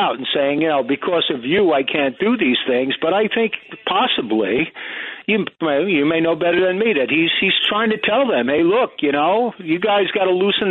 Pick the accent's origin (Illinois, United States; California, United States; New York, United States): New York, United States; New York City; I grew up here in Bayside. I'm here all my life.